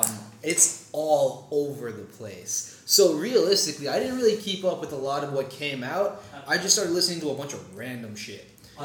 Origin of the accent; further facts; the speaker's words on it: Trinidad & Tobago; I'm from Trinidad and Tobago.